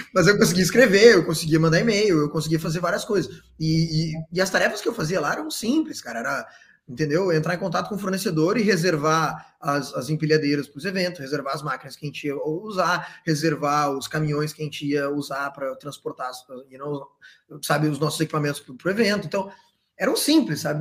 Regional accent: Porto Alegre, Rio Grande do Sul, Brazil; moved away as an adult; also born or lived in Santa Maria, Brazil; now in Australia; Fui para Santa Maria, sou de Porto Alegre, mas fui para Santa Maria

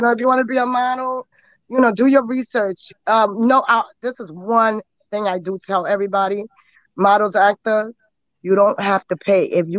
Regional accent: New York City, New York, United States; also born or lived in Guatemala; I was born in Guatemala. Okay. So I'm a Guatemalan princess. And from Guatemala, I was taken to Hollis, New York. So I was raised in a Hollis.

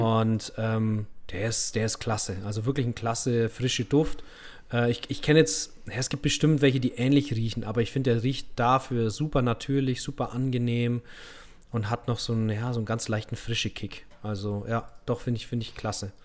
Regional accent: Middle Franconia, Bavaria, Germany; accent: rolled R (Franconian); Ich komme so aus Mittelfranken

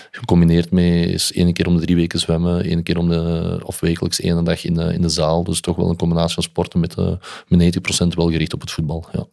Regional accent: Olen, Flanders, Belgium; Maar ik ben dan van Westerlo, of van Olen dan

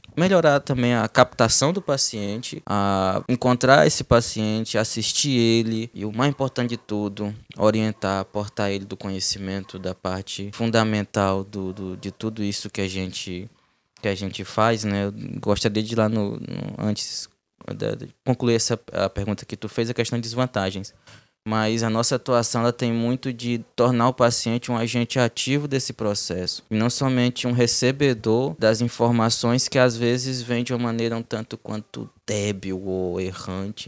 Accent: Cruzeiro do Sul, Acre, Brazil; moved away as an adult; also born or lived in Goiânia / Porto Velho; now in Humaitá, Brazil; eu sou natural de, da segundo, do segundo município mais populoso do estado do Acre, município de Cruzeiro do Sul

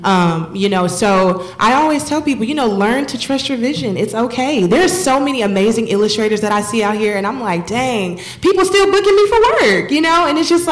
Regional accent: Texas, United States; moved away; I'm from Texas

